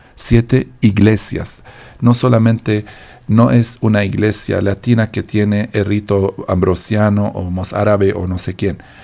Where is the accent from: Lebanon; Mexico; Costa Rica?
Lebanon; Deir el Qamar, Mount Lebanon; now in Colombia; Yo vengo de un pueblo, se llama Deir el Kamar